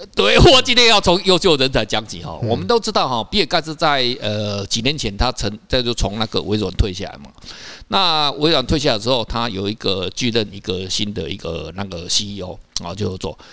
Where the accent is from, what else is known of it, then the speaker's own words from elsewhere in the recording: Taiwan; 我们台湾人比较不知道